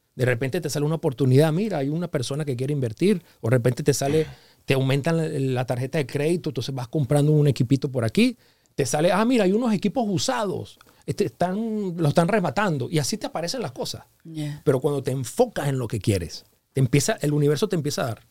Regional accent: Venezuela; moved away as an adult; now in Los Angeles, United States; yo me quería regresar ya a Venezuela porque ya tenía unos años fuera de Venezuela

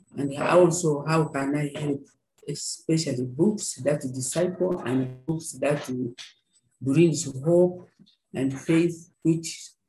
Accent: Mombasa, Mombasa County, Kenya; now in Uganda; And I came from Mombasa.

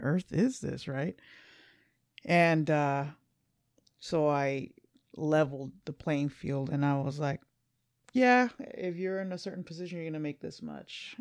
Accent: Los Angeles, California, United States; we're from L A.

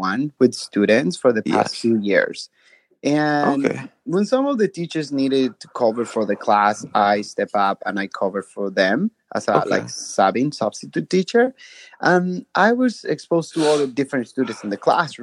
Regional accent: Bolivia; moved away; I'm from Bolivia.

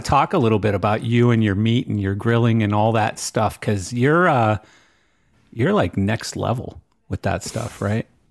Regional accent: Western Canada, Canada; growing up in Western Canada

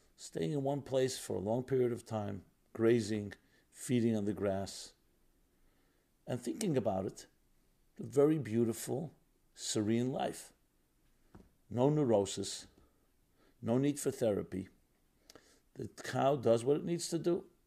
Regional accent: New York, United States; I grew up in New York. I'm born and bred in New York. A very industrial city

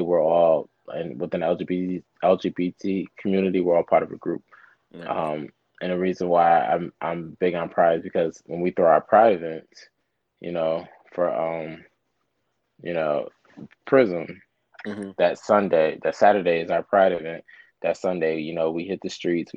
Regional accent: New Jersey, United States; moved away as an adult; now in Atlanta, United States; I'm from Jersey, but I live in Atlanta

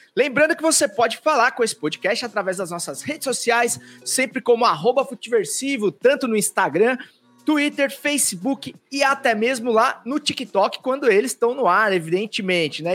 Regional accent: interior of São Paulo, Brazil; Eu também sou do interior de São Paulo, que é bem calorzinho

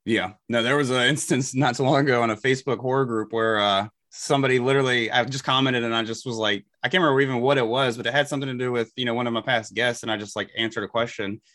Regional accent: Elizabeth City, North Carolina, United States; I'm from Elizabeth City, North Carolina

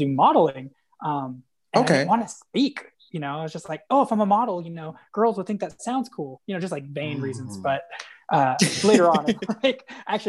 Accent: a town about an hour from San Diego, California, United States; I grew up in a town that was like about an hour from San Diego

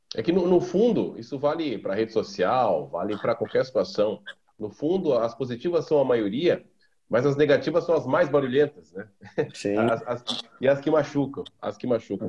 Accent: Tubarão, Santa Catarina, Brazil; also born or lived in Caxias do Sul / Florianópolis; Eu nasci em Tubarão

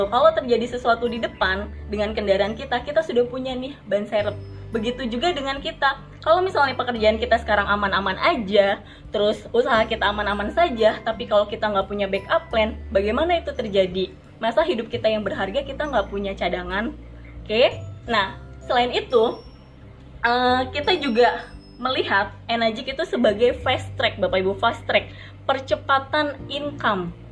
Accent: Serang, Banten, Indonesia; saya dari Serang.

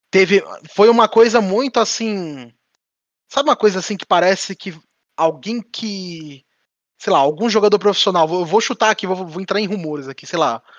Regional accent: São Paulo, Brazil; que a gente é do ABC e tal. O ABC paulista aqui

